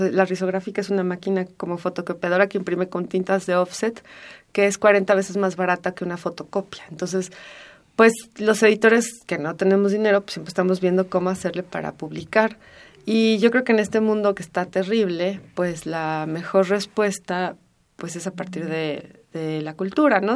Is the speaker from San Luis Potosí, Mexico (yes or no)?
no; Mexico City, Mexico; pienso en Donceles como un lugar en el que, en el que crecí, corrí